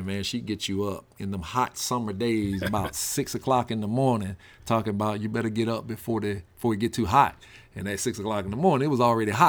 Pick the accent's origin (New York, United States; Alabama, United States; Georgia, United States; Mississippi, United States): Mississippi, United States; Quitman; moved away; growing up in Equipment, Mississippi, and more direct, the Rocky community of Equipment, Mississippi, the backwoods of Mississippi